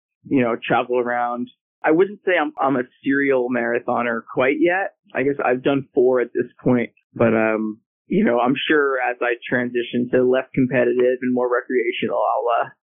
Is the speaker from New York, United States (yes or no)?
yes; New York, United States; now in Virginia, United States; I'm from New York originally, about an hour outside New York City